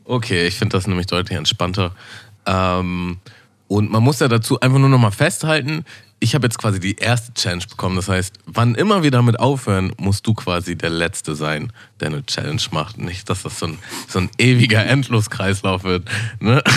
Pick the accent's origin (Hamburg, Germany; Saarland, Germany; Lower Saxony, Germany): Hamburg, Germany; Ja, also ich bin geborener Hamburger, bin in so einem Vorort vor Hamburg groß geworden und wohne jetzt wieder in Hamburg